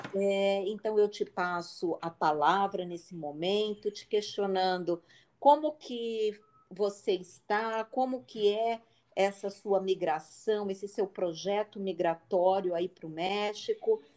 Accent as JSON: {"language": "Portuguese", "region": "São Paulo", "country": "Brazil", "said": "eu sou paulistana"}